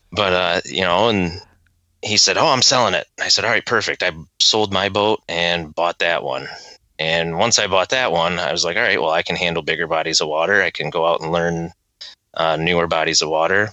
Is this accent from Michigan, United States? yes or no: yes; Wyandotte, Michigan, United States; I grew up in Wyandotte up until 10th or till I was in fifth grade.